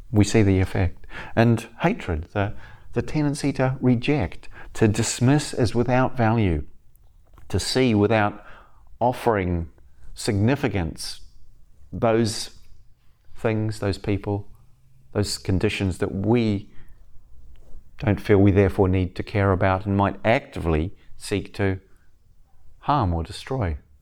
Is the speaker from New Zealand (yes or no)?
yes; the deep south of New Zealand, South Island, New Zealand; moved away; I grew up in New Zealand as a kinda, a weird kid from a strange background